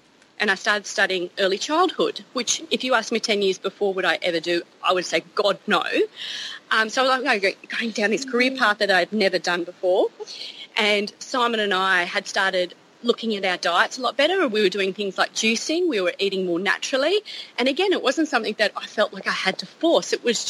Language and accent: English; Gunnedah, New South Wales, Australia; Hi, I'm … from Gunnedah.